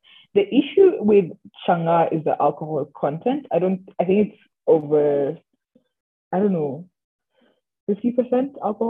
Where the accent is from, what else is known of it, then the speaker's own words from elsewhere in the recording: Kenya; I am Kenyan myself. I literally travel under a Kenyan passport.